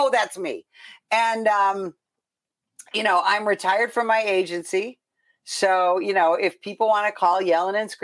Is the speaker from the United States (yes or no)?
yes; Chicago, Illinois, United States; moved away; I came from Chicago